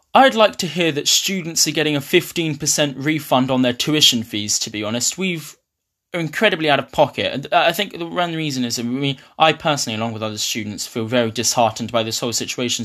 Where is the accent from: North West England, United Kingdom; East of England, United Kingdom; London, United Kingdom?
East of England, United Kingdom; Ipswich; moved away as an adult; now in Glasgow, United Kingdom; I'm from Ipswich